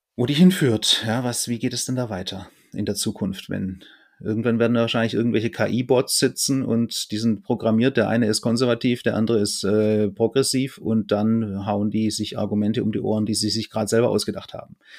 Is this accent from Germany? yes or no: yes; Fellbach, Baden-Württemberg, Germany; moved away; also born or lived in Gießen; bei uns, wo ich herkomme, Fellbach war so ein Hotspot